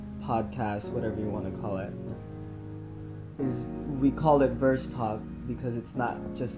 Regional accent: Hawaii, United States; moved away as an adult; now in New York City, United States; we're from Hawaii

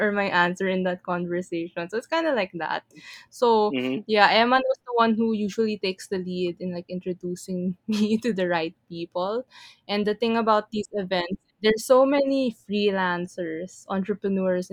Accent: Philippines; I'm from the Philippines too

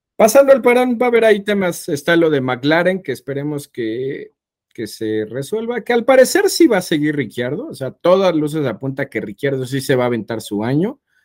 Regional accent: Mexico; somos mexicanos

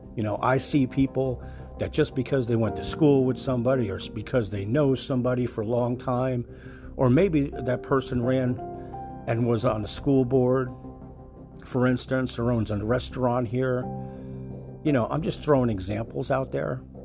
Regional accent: New Jersey, United States; now in Florida, United States; I'm originally from New Jersey

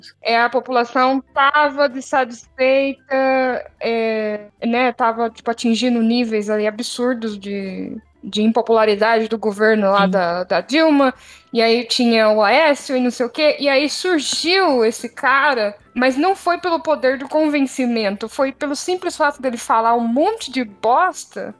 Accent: Brazil; moved away; eu sou brasileira que mora num outro país

